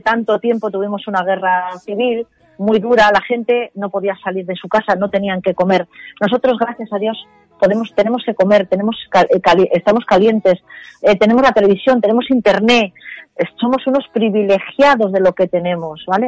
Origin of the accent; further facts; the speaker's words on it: Spain; como somos los españoles